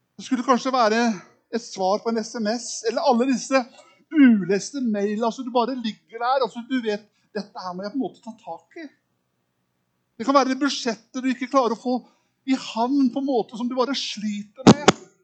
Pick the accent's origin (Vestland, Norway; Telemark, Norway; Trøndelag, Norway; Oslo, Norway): Telemark, Norway; Kragerø; accent: østlending; moved away; Oppvokst i en liten by som heter Kragerø